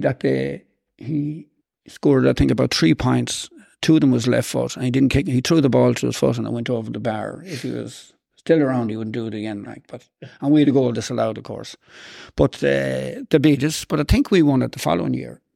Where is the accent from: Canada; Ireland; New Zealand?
Ireland; Boyle, Connacht; we were growing up in Saint Ronan's